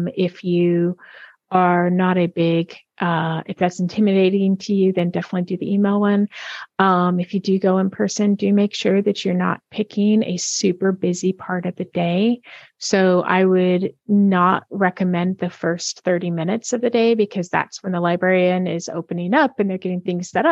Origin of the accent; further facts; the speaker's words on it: United States; first language English; I'm an American